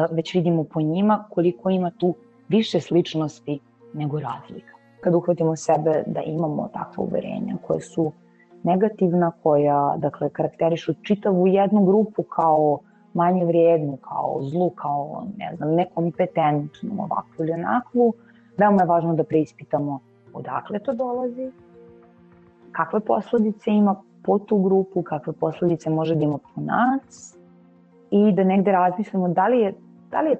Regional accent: Serbia; ja sam uh, Srpkinja

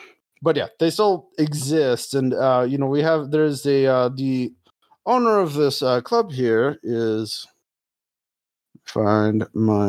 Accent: Bologna, Emilia-Romagna, Italy; Oh, no. I like them, but, I'm from Bologna. I use them to play Taroki.

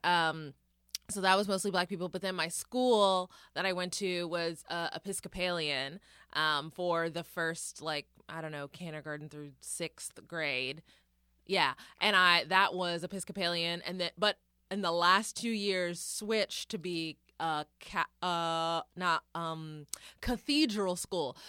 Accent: Denton, Texas, United States; moved away; growing up in Denton

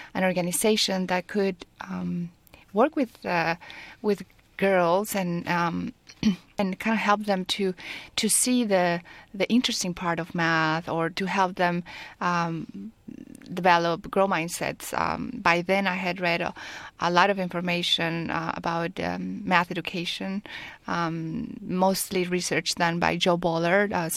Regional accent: Mexico; moved away as an adult; also born or lived in France / California; now in Silicon Valley, United States; I was born in Mexico, and I have lived in France because I did my MBA over there in HEC-Paris

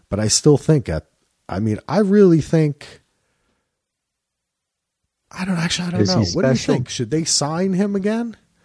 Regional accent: New Jersey, United States; I mean, I grew up in Jersey, of course

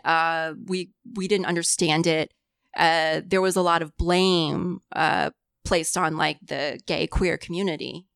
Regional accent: Greenwood, Indiana, United States; first language Cantonese; moved away as an adult; also born or lived in Louisville, Kentucky; I was born and grew up in central Indiana

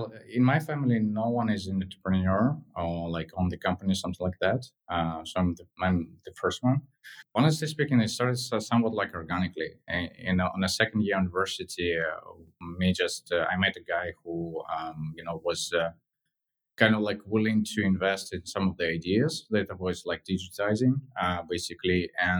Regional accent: Moscow, Russia; in general, Moscow is beautiful. Like growing there is something like, you know, very different

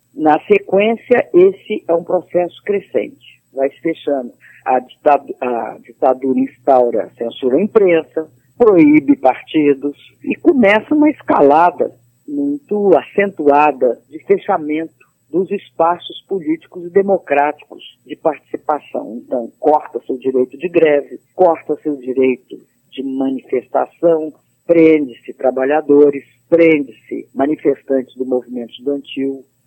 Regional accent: Belo Horizonte, Minas Gerais, Brazil; moved away as an adult; also born or lived in Rio de Janeiro; eu sou de Minas Gerais, nasci em Belo Horizonte e vivi minha vida, a, a início da minha vida adulta lá e depois fui para o Rio

